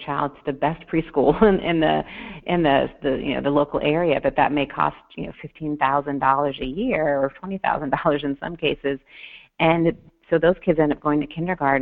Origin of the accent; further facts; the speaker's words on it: Detroit, Michigan, United States; I grew up in Detroit, Michigan